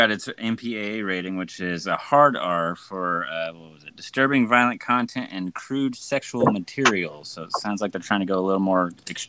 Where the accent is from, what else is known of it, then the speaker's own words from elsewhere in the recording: Wichita, Kansas, United States; I was born in Wichita, Kansas, not Wichita Falls.